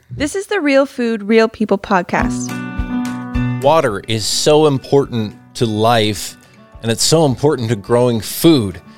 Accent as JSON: {"language": "English", "region": "Washington", "country": "United States", "tie": "born or raised there", "said": "right in my hometown, getting to know the real people behind the food that we produce here in Washington"}